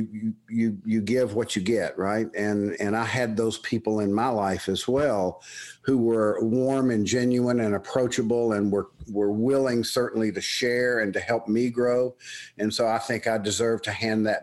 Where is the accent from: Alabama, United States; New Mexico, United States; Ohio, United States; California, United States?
Alabama, United States; Birmingham; accent: Southern; moved away as an adult; also born or lived in Tuscaloosa, Alabama / State College, Pennsylvania; I was born and raised in Birmingham, Alabama